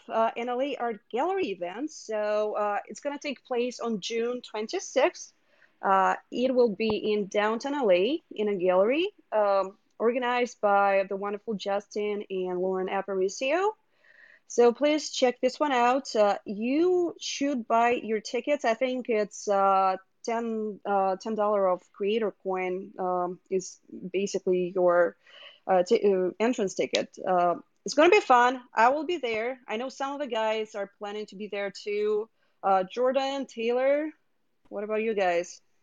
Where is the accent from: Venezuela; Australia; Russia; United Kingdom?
Russia; Moscow; moved away; in the area of my hometown of Moscow